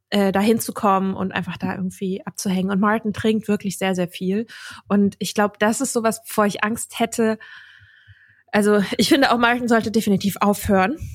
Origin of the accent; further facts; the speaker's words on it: Dublin, Leinster, Ireland; born there; also ich bin da ja auch geboren in Dublin und das ist irgendwie schon so ein Ort, an dem ich mich sehr zu Hause gefühlt habe.